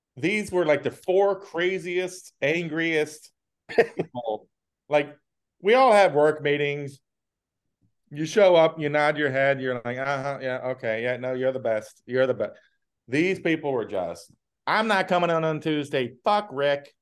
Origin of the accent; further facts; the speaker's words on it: the South, United States; also born or lived in Richmond; growing up in the South